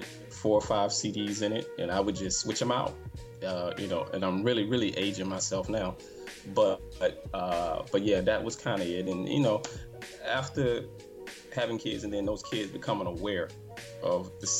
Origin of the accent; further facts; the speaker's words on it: Alabama, United States; moved away; originally I'm from Alabama